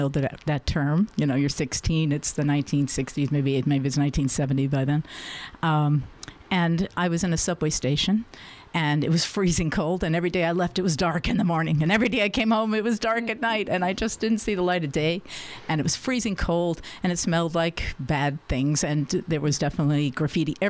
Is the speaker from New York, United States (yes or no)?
yes; New York City, New York, United States; I was born and raised in Manhattan